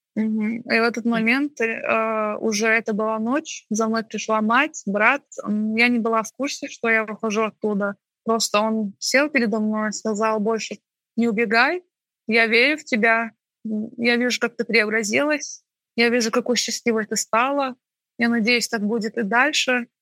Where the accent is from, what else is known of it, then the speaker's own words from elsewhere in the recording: Baku, Azerbaijan; Я чеченка, родилась и выросла в Баку